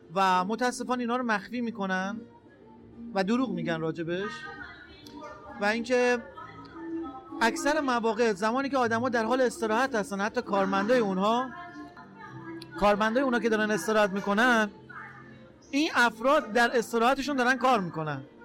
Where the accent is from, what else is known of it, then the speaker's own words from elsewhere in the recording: Rasht, Gilan, Iran; متولد اردیبهشت ماه 1360 در شهر رشت به دنیا اومدم